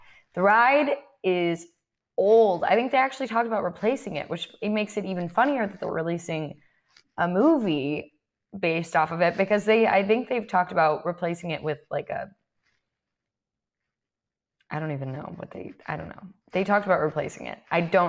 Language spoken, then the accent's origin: English; Florida, United States; growing up in Florida